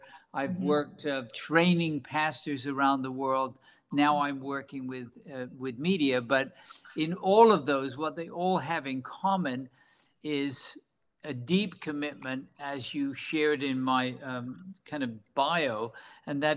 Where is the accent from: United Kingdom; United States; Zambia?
United Kingdom; England; moved away; I was born in England, working for a British bank when I was 18 years old